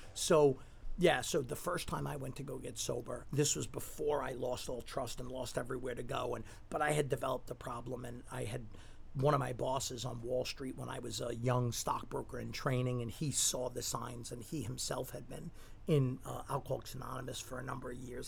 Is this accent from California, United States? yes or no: no; New York City, New York, United States; when I grew up in Staten Island